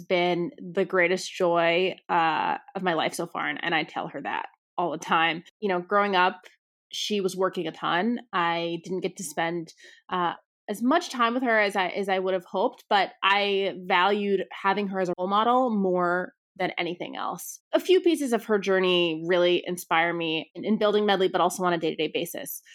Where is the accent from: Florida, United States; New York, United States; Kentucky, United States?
New York, United States; suburbs outside New York City, United States; also born or lived in Brooklyn, New York; I grew up outside of New York City in the suburbs